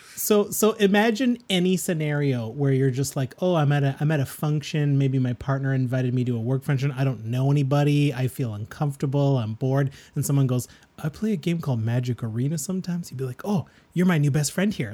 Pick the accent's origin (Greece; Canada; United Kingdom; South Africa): Canada; We're proud Canadian podcasters